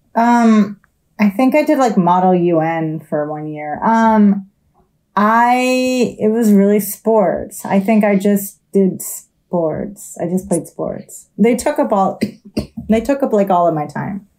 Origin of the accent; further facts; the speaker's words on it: New Jersey, United States; I'm from South Jersey.